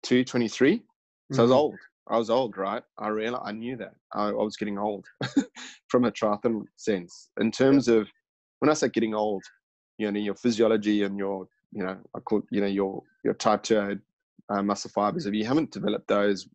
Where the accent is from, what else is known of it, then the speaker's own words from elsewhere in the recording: Zimbabwe; now in Australia; my home country, Zimbabwe.